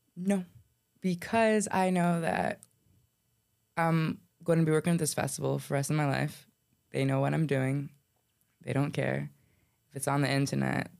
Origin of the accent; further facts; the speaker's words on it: Coral Springs, Florida, United States; I'm born and raised in Coral Springs